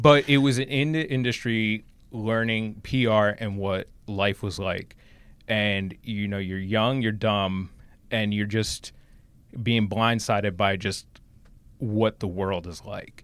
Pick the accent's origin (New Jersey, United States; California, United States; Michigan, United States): New Jersey, United States; High Bridge; I grew up in New Jersey, exit eighteen